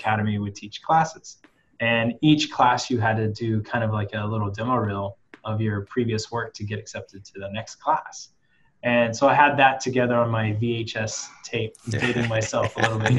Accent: Oklahoma, United States; I grew up in Oklahoma

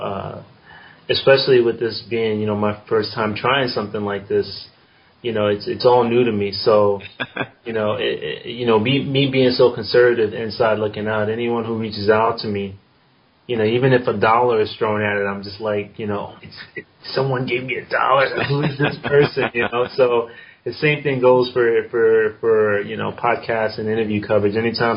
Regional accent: New York City, New York, United States; also born or lived in South Korea; I'm from New York City. You know, I'm born and raised in the South Bronx

